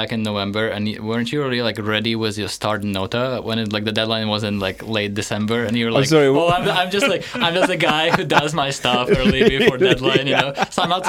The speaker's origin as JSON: {"language": "English", "country": "Ukraine", "also_born_or_lived": "Poland", "moved": "as an adult", "lives_now": "Leuven, Belgium", "said": "I'm from Ukraine. I studied international relations in Poland for 3 years."}